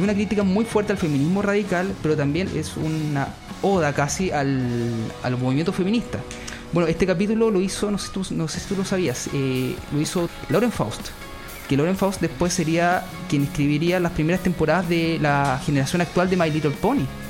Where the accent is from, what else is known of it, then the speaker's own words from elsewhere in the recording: Futrono, Los Ríos, Chile; yo vengo de Futrono. Futrono es eh, región de los ríos, Valdivia